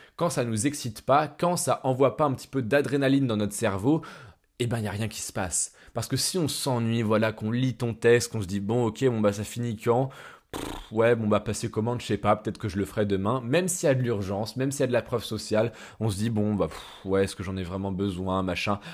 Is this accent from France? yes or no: yes; France; en tant que Français